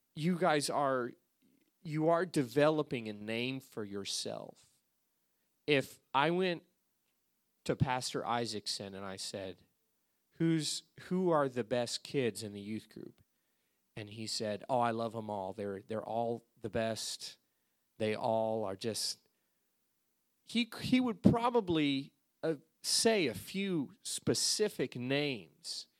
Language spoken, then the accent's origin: English; Alaska, United States; moved away as an adult; I came from Alaska, that's where I grew up